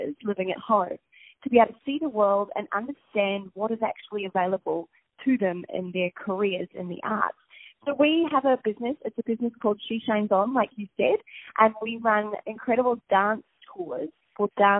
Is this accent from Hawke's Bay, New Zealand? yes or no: yes; Napier, Hawke's Bay, New Zealand; accent: Kiwi; moved away as an adult; grew up in a place called Napier.